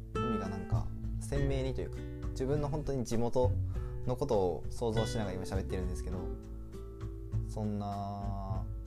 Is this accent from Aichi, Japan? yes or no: yes; Aichi, Japan; now in Kyoto, Japan; もともと愛知県出身なんですよ。愛知県出身で、海に近いところに住んでました